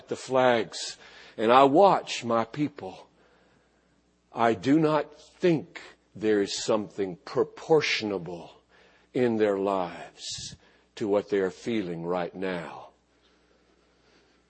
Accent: United States; I'm a Christian. 10,000 times before I'm an American

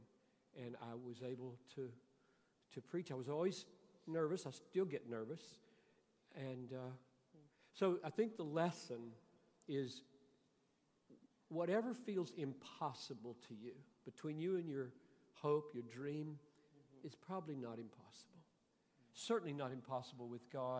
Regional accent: Greenville, South Carolina, United States; I grew up in Greenville, South Carolina, where separate water fountains, separate swimming pools

